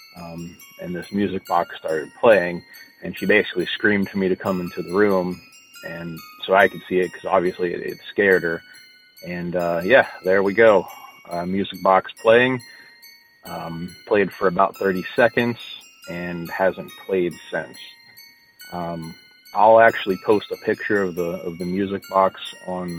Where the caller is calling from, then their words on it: Morgantown, West Virginia, United States; I'm calling from Morgantown, West Virginia